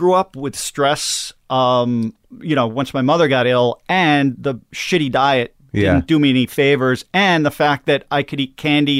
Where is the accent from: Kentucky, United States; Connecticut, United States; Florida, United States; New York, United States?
New York, United States; Long Island; Long Island.